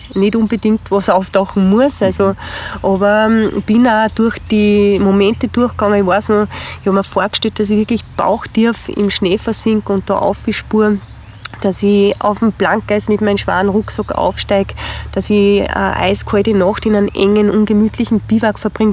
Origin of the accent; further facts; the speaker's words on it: Spital am Pyhrn, Upper Austria, Austria; in Spital am Büren in meiner Heimatgemeinde